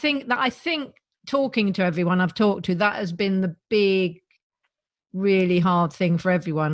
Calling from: South East England, United Kingdom; I'm calling from our place in Sussex. Down, I'm by the seaside, not quite as hot.

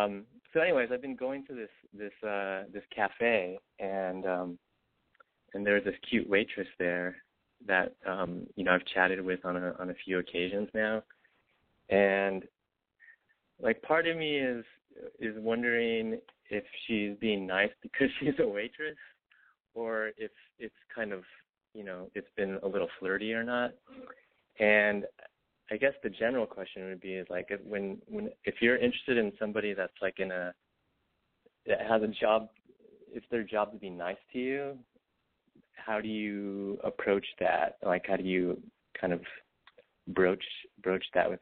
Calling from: Los Angeles, California, United States; Oh, I'm …. I'm 36, and I'm in L.A.

